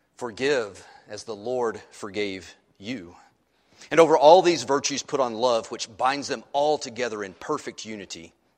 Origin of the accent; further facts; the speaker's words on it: United States; who happens to be an American